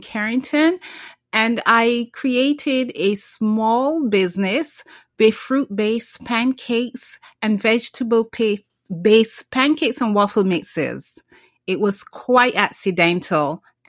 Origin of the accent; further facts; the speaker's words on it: Barbados; moved away; Well, I'm originally from the Caribbean, Barbados, to be exact. And I grew up drinking carrot juice. I grew up drinking beet juice.